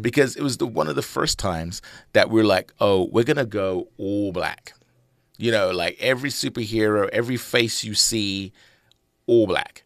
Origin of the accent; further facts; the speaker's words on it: London, United Kingdom; moved away; I'm from London originally.